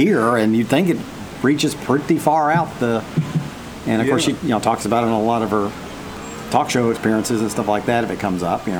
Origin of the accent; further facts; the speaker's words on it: Knoxville, Tennessee, United States; I'm from Knoxville, and near Knoxville is Pigeon Forge in Gatlinburg, which is a tourist mecca.